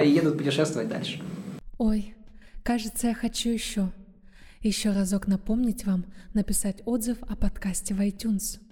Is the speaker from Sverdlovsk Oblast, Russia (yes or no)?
yes; Yekaterinburg, Sverdlovsk Oblast, Russia; moved away as an adult; also born or lived in New York / Santa Cruz, California; я сам родился в Екатеринбурге